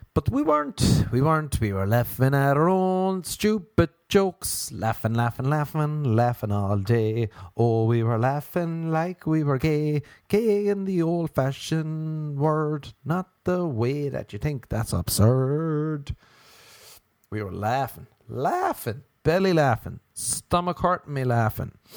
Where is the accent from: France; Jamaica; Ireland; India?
Ireland; now in Los Angeles, United States; Growing up in the wee, the wee land of Ireland.